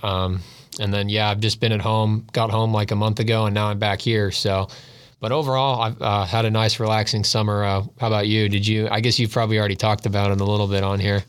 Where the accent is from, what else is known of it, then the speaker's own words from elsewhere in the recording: Seattle, Washington, United States; moved away; I grew up in Seattle